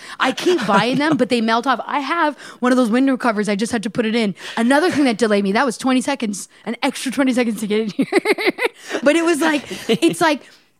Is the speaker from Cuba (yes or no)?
no; Canada; now in Los Angeles, United States; I'm from Canada.